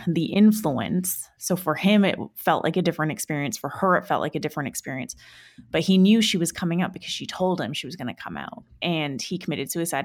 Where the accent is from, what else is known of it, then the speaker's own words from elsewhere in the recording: Vancouver, British Columbia, Canada; moved away; back in my hometown in Vancouver